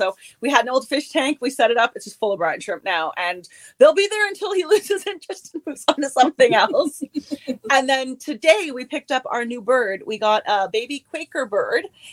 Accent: Pelee Island, Ontario, Canada; moved away as an adult; also born or lived in Germany / Waterloo, Ontario; I was born in Germany and then I grew up on Peely Island, which is the most southern point in Canada. And now I live in Waterloo, Ontario

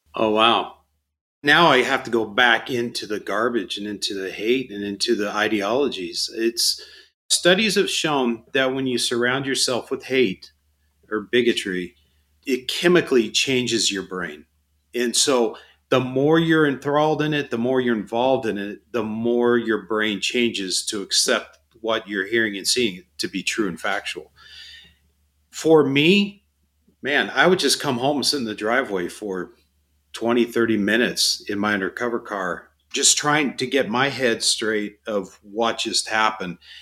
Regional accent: Phoenix, Arizona, United States; I was born and raised in Phoenix, been here my whole life

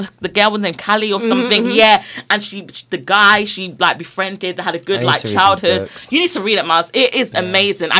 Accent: London, United Kingdom; I'm from Brixton

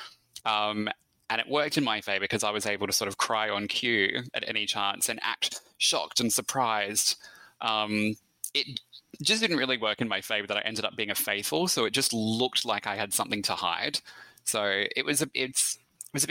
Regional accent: Australia; accent: Australian; also born or lived in Melbourne, Victoria; my Australian accent

